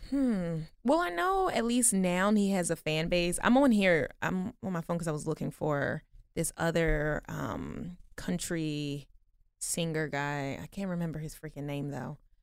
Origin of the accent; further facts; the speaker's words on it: Baltimore, Maryland, United States; moved away; I'm from Baltimore